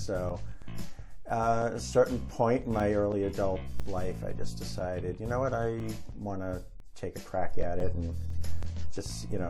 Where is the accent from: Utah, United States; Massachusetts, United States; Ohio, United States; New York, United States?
Massachusetts, United States; Boston; born or raised there